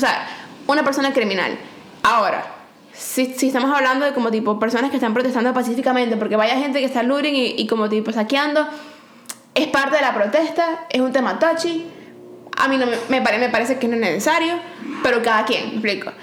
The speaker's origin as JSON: {"language": "Spanish", "country": "Venezuela", "moved": "yes", "said": "en mi tierra"}